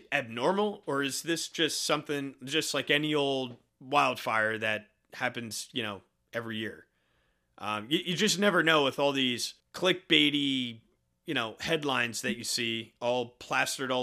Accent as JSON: {"language": "English", "country": "United States", "tie": "born or raised there", "said": "That's close to my hometown."}